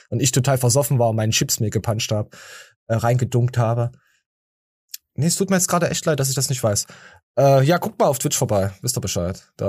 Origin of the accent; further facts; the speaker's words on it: Dortmund, North Rhine-Westphalia, Germany; Ah, ich als Dortmunder ist, ist Fan ist das jetzt echt schlimm.